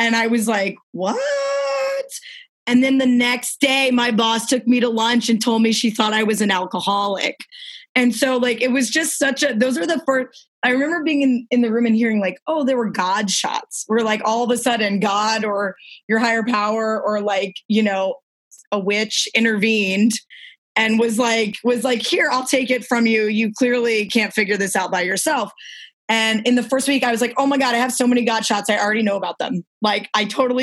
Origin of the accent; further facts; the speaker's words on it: New Orleans, Louisiana, United States; I'm from New Orleans.